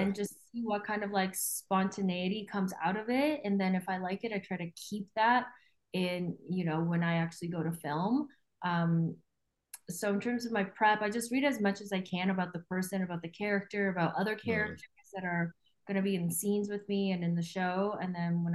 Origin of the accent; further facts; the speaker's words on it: Vancouver, British Columbia, Canada; moved away as an adult; also born or lived in Taiwan / New York City; now in Toronto, Canada; I grew up in Vancouver